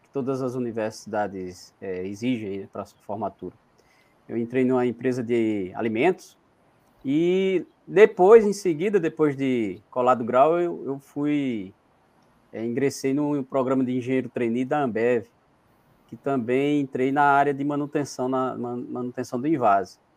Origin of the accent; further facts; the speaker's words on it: Campina Grande, Paraíba, Brazil; now in Rio Grande do Norte, Brazil; Isso, eu sou paraibano da cidade de Campina Grande